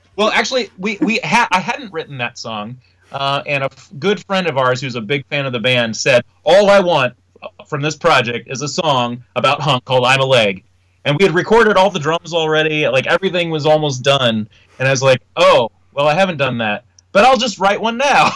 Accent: Indianapolis, Indiana, United States; our hometown

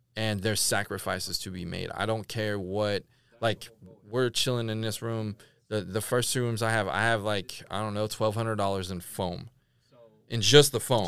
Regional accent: California, United States; moved away as an adult; now in Tulsa, United States; I'm from Cali

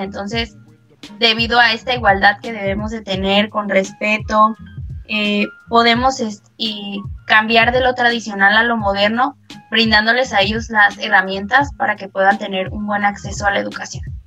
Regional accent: Mexico; nos reconoce como mexicanos en el mundo

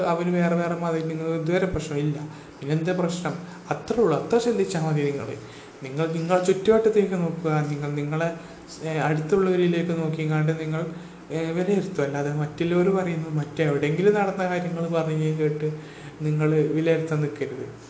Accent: Kerala, India; ഞാൻ കേരളത്തിൽ ജനിച്ചു വളർന്നാണെങ്കിലും

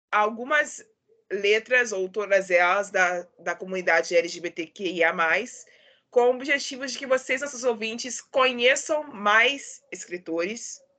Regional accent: Rio de Janeiro, Brazil; Eu sou do Rio de Janeiro e apresento esse podcast literário há dois anos.

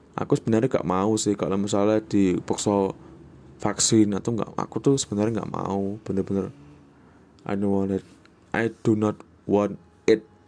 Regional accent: Java, Indonesia; accent: Javanese; first language Javanese; Indonesian is a second language; lidahku sebagai orang Jawa itu kayak kurang terbiasa

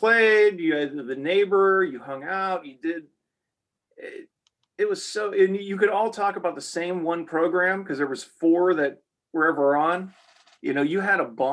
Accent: Ohio, United States; now in the South, United States; Growing up in Ohio, we had the Amish

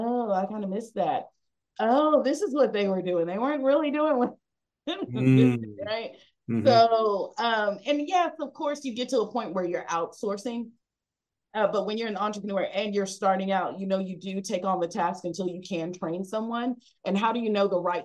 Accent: Texas, United States; I've just really been mostly Texas, and I'm a Texan

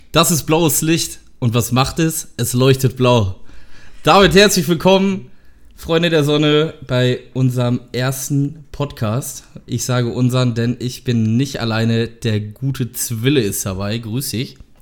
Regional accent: Lünen, North Rhine-Westphalia, Germany; ich komme aus Lünen, das liegt in der Nähe von Dortmund

